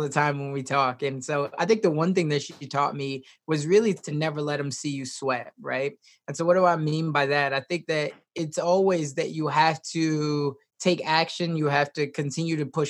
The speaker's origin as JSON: {"language": "English", "town": "Chicago", "region": "Illinois", "country": "United States", "tie": "born or raised there", "moved": "yes", "lives_now": "Omaha, United States", "said": "I was raised originally in Chicago, Southside. So I grew up with a single mom"}